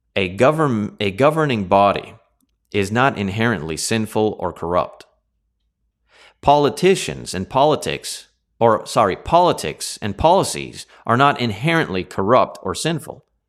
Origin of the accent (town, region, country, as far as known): Canada